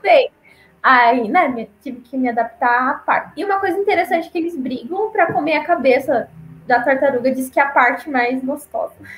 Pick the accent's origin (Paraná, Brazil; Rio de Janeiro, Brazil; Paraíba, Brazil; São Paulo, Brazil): Paraná, Brazil; moved away as an adult; also born or lived in Acre / Amazonas; eu sou do, sou do Paraná